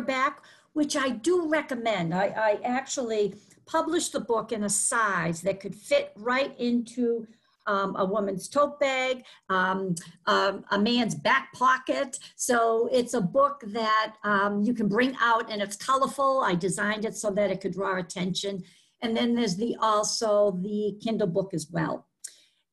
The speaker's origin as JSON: {"language": "English", "town": "Boston", "region": "Massachusetts", "country": "United States", "accent": "Boston", "said": "my Boston accent"}